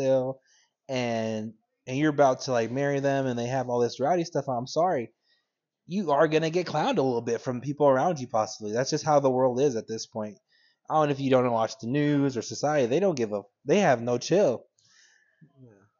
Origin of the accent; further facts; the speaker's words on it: California, United States; moved away; I'm originally from California